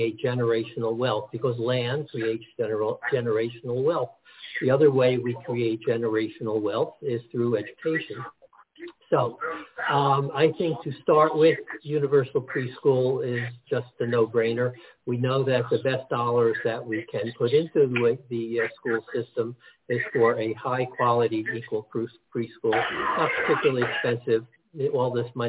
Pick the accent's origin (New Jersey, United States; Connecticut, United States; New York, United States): New Jersey, United States; Teaneck; born or raised there; also born or lived in Newark, New Jersey